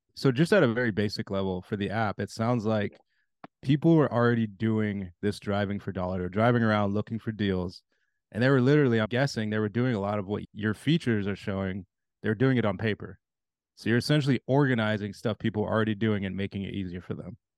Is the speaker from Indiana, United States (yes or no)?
yes; Indianapolis, Indiana, United States; I was born in Indianapolis